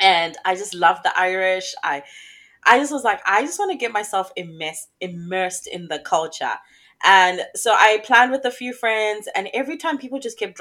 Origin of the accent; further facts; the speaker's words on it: Zimbabwe; also born or lived in England / Australia; now in Papua New Guinea; I am from Zimbabwe, Africa